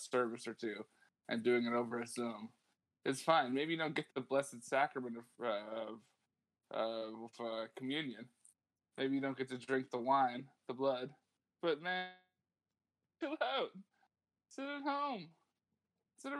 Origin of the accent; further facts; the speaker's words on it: Huron County, Ontario, Canada; now in Toronto, Canada; We're from Toronto now. Most of the band's from Toronto, even though we all grew up in Huron County.